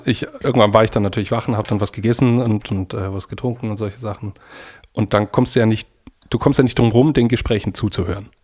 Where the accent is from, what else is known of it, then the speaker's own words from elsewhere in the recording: Germany; now in Denmark; ich bin Deutscher